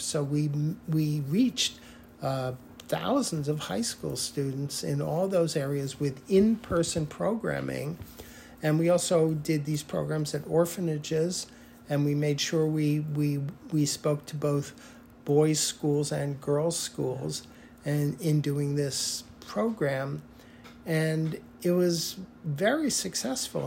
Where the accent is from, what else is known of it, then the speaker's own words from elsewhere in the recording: United States; it defines who I am as an American